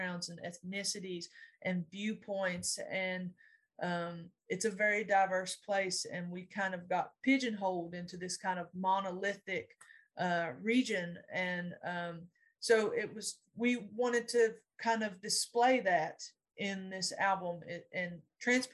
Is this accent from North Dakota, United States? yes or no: no; Lee County, Eastern Kentucky, United States; I did not know that I should be proud that I was from Lee County, Kentucky